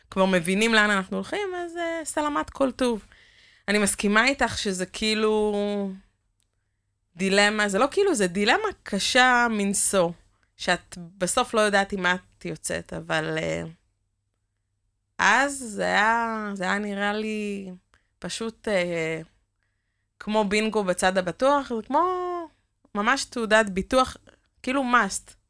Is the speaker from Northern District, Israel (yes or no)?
yes; Northern District, Israel; אני במקור מהצפון